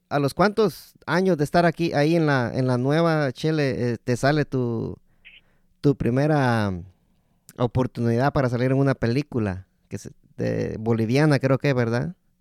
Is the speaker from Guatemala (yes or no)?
yes; Guatemala; moved away; also born or lived in El Salvador; mi papá es de Guatemala, pero yo nací en Guatemala